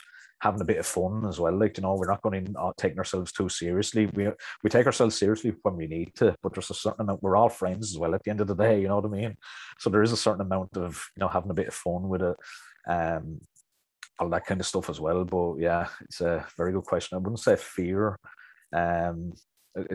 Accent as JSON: {"language": "English", "region": "County Wicklow", "country": "Ireland", "accent": "Wicklow", "said": "I'm from Wicklow myself"}